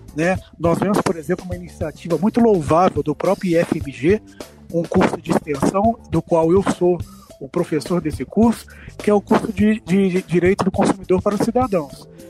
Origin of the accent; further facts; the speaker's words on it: Juiz de Fora, Minas Gerais, Brazil; also born or lived in Rio de Janeiro; now in Belo Horizonte, Brazil; eu sou nascido lá na cidade do Rio de Janeiro, mas fui criado na nossa mineira Juiz de Fora